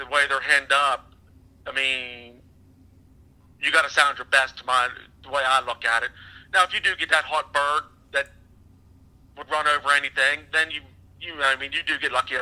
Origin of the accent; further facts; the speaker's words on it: Bedford, Pennsylvania, United States; I'm from South Central. It's Bedford, Pennsylvania, and that's where I hunt at.